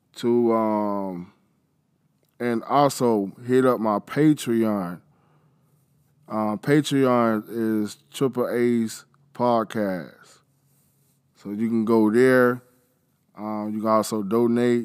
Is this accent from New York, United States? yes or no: no; Florida, United States; I'm from Florida